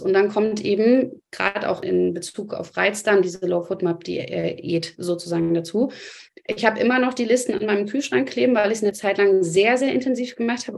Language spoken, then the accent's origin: German; Germany; bei uns in Deutschland